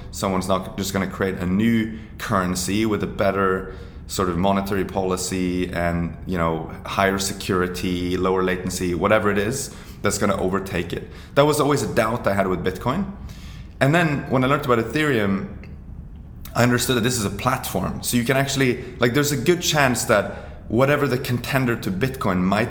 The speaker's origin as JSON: {"language": "English", "country": "Norway", "said": "I'm from Norway"}